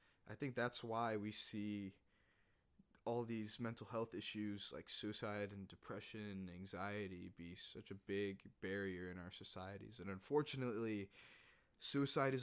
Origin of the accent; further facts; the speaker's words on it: United States; being American